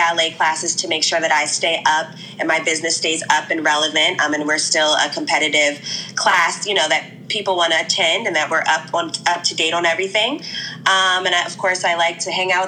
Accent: United States; I am from the DMV area.

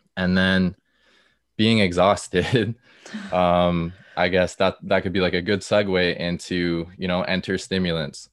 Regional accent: Stouffville, Ontario, Canada; also born or lived in Peterborough; I'm from Stouffville, just, like, a little bit north of Toronto

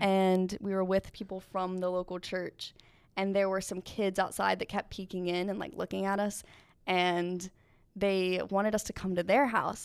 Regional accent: Asheville, North Carolina, United States; moved away; I am from Asheville, North Carolina

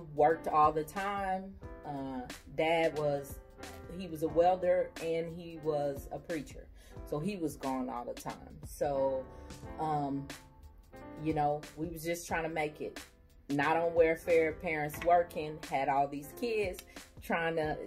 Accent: Kansas City, Missouri, United States; I was the one and only born in Kansas City, Missouri

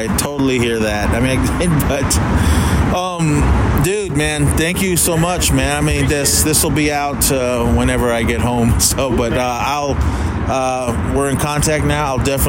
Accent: Bay Area, California, United States; growing up in the Bay Area

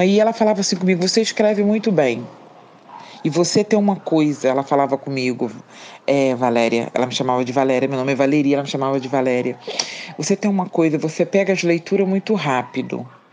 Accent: Três Rios, Rio de Janeiro, Brazil; moved away as an adult; also born or lived in Barra do Piraí; now in Rio de Janeiro, Brazil; nasci em Barra do mas fui criada em Três Rios, do, do meus cinco anos até a minha fase adulta, dos meus 20 anos, e depois mudei para o Rio de Janeiro.

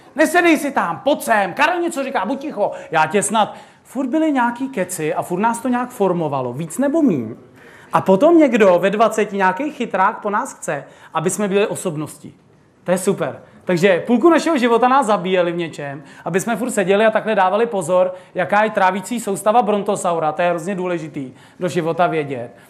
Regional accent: Bohemia, Czechia; u nás v Čechách

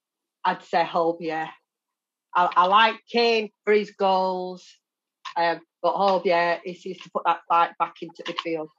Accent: Sheffield, Yorkshire and the Humber, United Kingdom; I am from Sheffield, yes. Born and bred.

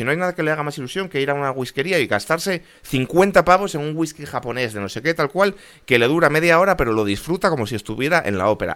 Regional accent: Spain; como español

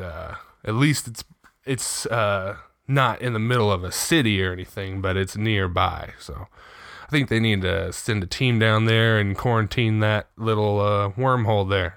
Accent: Riverside, California, United States; born or raised there

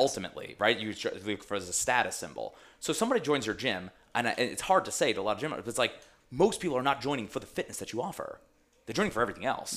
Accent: Long Island, New York, United States; where I grew up on Long Island

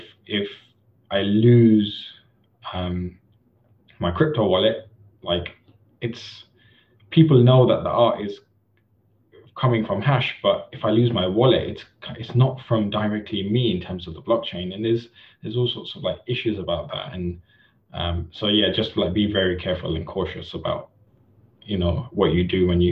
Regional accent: India; for me personally, as an Indian artist, I don't think I would ever have been able to go through the traditional route of selling art

